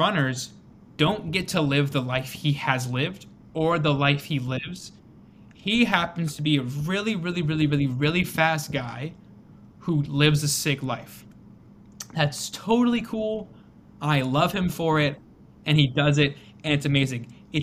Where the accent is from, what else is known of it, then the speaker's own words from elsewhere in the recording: Pittsburgh, Pennsylvania, United States; Pittsburgh, that's my hometown, and I will rep Pittsburgh till the day